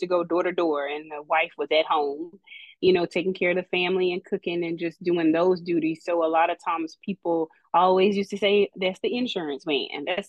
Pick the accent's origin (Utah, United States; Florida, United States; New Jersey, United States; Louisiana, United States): Louisiana, United States; I come from Louisiana, so born and raised Louisiana